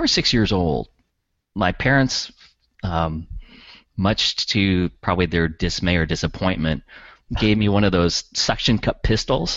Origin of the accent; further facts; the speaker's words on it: California, United States; I was born and raised in California